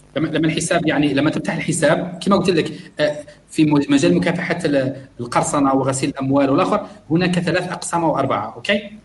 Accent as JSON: {"language": "Arabic", "country": "Algeria", "moved": "yes", "lives_now": "Malaysia", "said": "عندنا في الجزائر"}